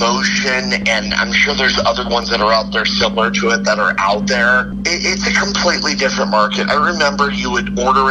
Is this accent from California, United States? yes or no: yes; Anaheim, California, United States; also born or lived in Garden Grove, California; I grew up near Anaheim. Actually, I was born in Garden Grove